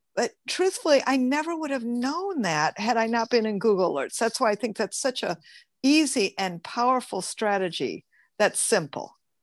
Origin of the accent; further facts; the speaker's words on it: Michigan, United States; now in California, United States; I'm from Michigan originally